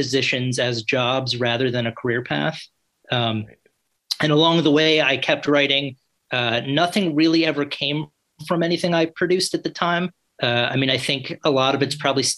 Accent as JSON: {"language": "English", "town": "New York City", "region": "New York", "country": "United States", "also_born_or_lived": "New Orleans", "moved": "as an adult", "said": "originally I'm from New York City, so I think I moved back to New York City when I graduated"}